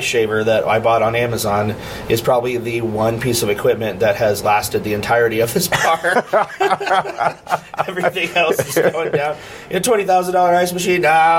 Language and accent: English; Omaha, Nebraska, United States; I grew up playing music in Omaha. I've been playing music in Omaha since I was 12 years old.